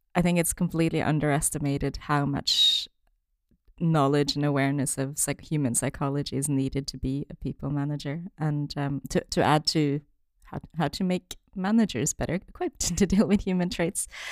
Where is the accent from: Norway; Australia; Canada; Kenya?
Norway; moved away as an adult; also born or lived in China; now in United Kingdom; originally, I'm from Norway, but then my parents are originally from China